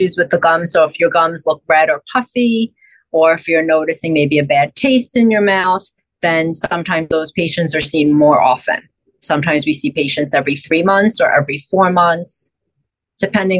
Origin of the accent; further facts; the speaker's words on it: New York City, New York, United States; also born or lived in Buffalo, New York; I grew up in Brooklyn, New York